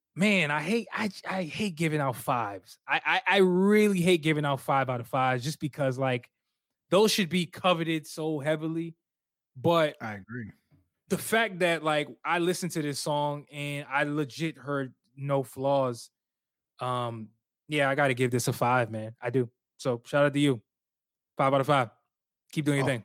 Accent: Alexandria, Virginia, United States; We from North, Northern Virginia. I'm from Alexandria. You already know 703

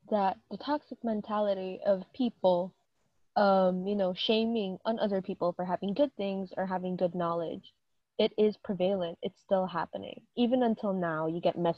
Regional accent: Philippines; Like we're both Filipinos, right? I I mean, for me, I all I know is that I am pure Filipino

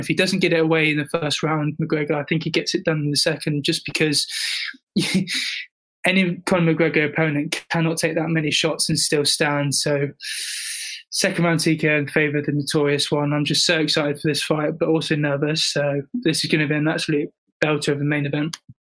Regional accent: United Kingdom; I'm British

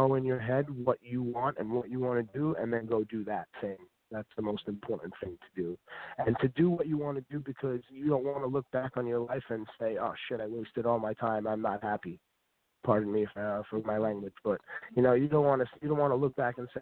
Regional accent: New York City, New York, United States; I'm from Staten Island as well.

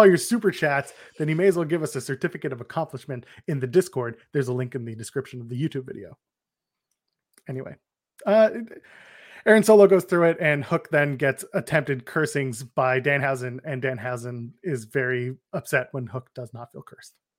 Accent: Canada; I'm Canadian

